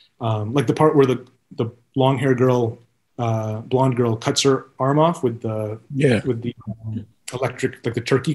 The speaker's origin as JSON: {"language": "English", "region": "New York", "country": "United States", "said": "I'm from New York. You know, like they don't get that shit."}